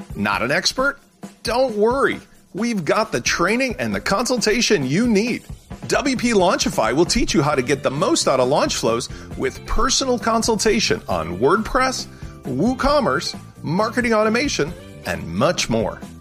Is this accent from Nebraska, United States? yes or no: no; Chicago, Illinois, United States; a guy from Chicago